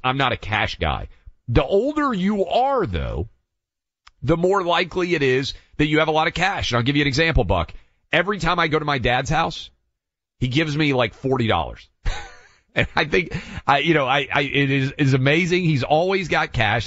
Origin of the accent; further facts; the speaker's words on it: Tennessee, United States; my home state of Tennessee